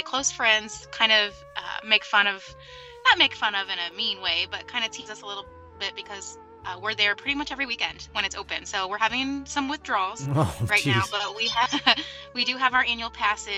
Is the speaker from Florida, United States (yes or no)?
yes; Orlando, Florida, United States; I actually am born and raised in Orlando.